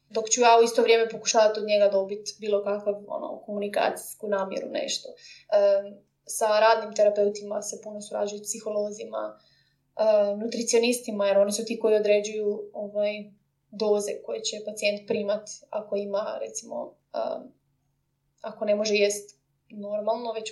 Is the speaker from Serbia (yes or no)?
no; Croatia; now in London, United Kingdom